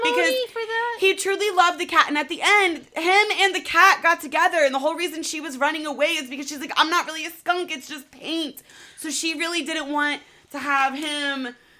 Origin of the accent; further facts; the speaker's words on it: Roanoke, Virginia, United States; moved away as an adult; now in Virginia Beach, United States; So I grew up in Roanoke is like golf club community. It's all country club. Everybody knows everybody.